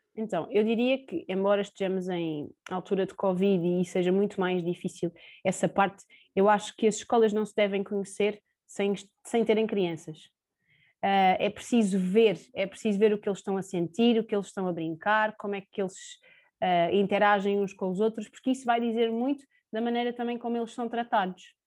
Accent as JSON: {"language": "Portuguese", "town": "Sintra", "region": "Lisbon", "country": "Portugal", "said": "tenho 29 anos, sou de Sintra"}